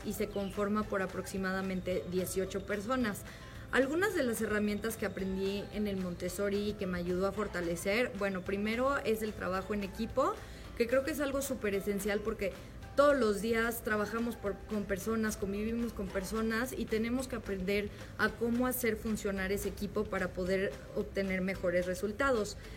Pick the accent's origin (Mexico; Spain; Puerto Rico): Mexico; León, Guanajuato; soy de León, Guanajuato y tengo 26 años